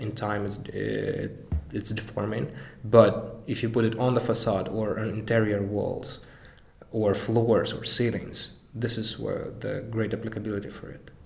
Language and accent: English; Mariupol, Donetsk Oblast, Ukraine; also born or lived in Kyiv, Ukraine / Denmark / Germany / Rotterdam, Netherlands; now in Amsterdam, Netherlands; I'm originally from Mariupol, from Ukraine, then we moved to Kiev